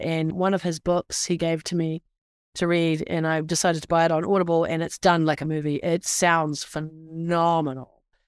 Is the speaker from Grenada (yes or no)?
no; New Zealand; now in United States; I'm from the Deep South, also known as New Zealand